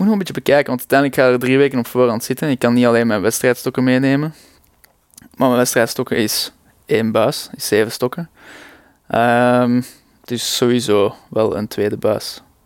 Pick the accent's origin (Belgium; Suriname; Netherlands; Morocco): Belgium; Leuven, Flanders; Ik kom uit Leuven